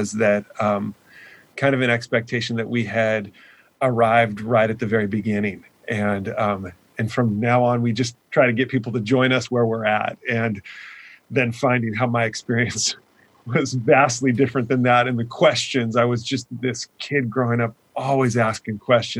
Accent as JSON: {"language": "English", "area": "Orange County", "region": "California", "country": "United States", "tie": "born or raised there", "also_born_or_lived": "Laguna Beach, California", "said": "I grew up in Orange County"}